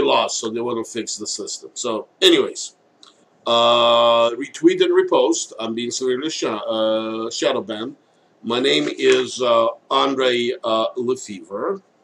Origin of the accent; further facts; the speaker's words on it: United States; as an American citizens